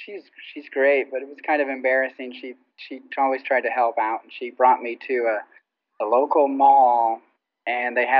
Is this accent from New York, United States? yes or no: no; Las Vegas, Nevada, United States; now in Los Angeles, United States; I grew up in Vegas, but my parents are both from England